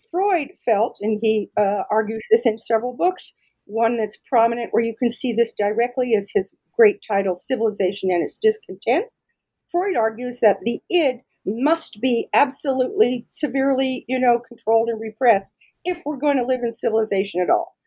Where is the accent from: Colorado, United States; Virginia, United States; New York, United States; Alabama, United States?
Colorado, United States; Denver; I'm from Denver, Colorado, and I'm really, really lucky that I was able to find a position right here in my own hometown